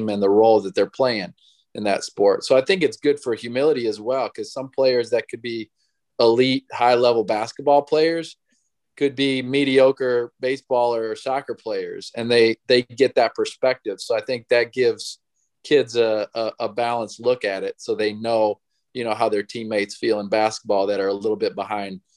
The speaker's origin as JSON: {"language": "English", "region": "Illinois", "country": "United States", "tie": "born or raised there", "said": "I grew up in Illinois"}